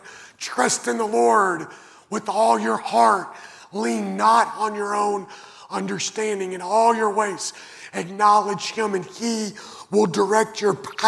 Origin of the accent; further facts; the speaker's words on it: Western Kentucky, United States; I grew up in Western Kentucky, and the house that I grew up in didn't have central air conditioning or heating